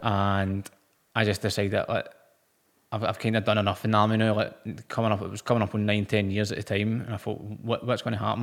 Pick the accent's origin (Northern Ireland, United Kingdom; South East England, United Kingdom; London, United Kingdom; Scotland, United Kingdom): Scotland, United Kingdom; Motherwell; I'm from Motherwell.